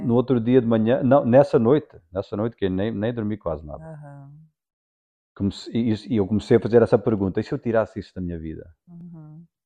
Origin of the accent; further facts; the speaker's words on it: Portugal; sou português